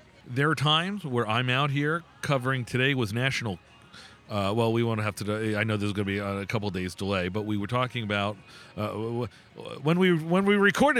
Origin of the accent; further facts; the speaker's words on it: South Florida, United States; moved away as an adult; also born or lived in New York / West Virginia / Jackson, Mississippi; now in Connecticut, United States; I was born in New York and grew up in South Florida.